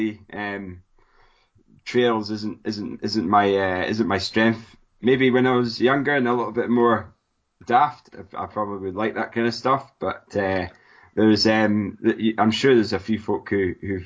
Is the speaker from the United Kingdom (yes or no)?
yes; Scotland, United Kingdom; Sounds like I'm from Scotland